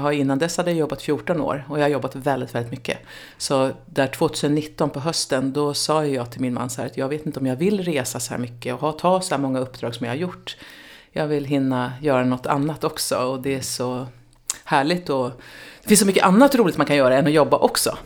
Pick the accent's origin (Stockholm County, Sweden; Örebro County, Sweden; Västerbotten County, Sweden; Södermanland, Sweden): Södermanland, Sweden; Nyköping; jag är uppvuxen i Nyköping